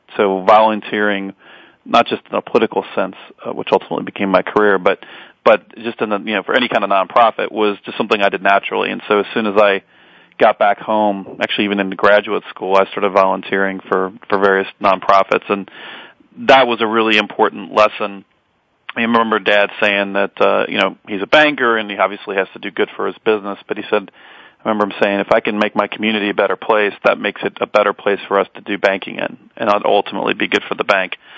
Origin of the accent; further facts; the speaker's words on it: Edgewood, Kentucky, United States; also born or lived in Park Hills, Kentucky; now in Belmont, Massachusetts, United States; I grew up basically in Edgewood. I was actually born in Park Hills